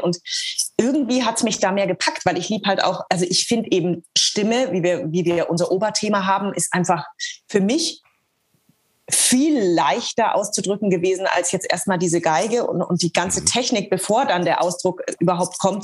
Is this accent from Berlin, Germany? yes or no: no; Eckental, Bavaria, Germany; moved away as an adult; also born or lived in Nuremberg / Hanover; ich wurde ja in Nürnberg geboren und ähm, lebte aber äh, 25 Kilometer außerhalb von Nürnberg ähm, in Eckental. Das ist ein Dorf mit Bauernhöfen